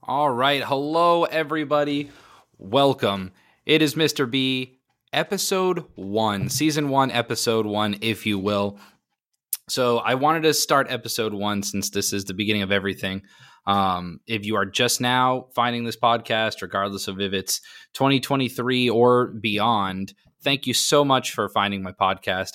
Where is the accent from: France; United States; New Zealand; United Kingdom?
United States; Maine; now in Florida, United States; I was born and raised in Maine